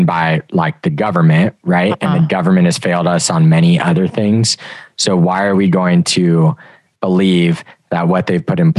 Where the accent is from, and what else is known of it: United States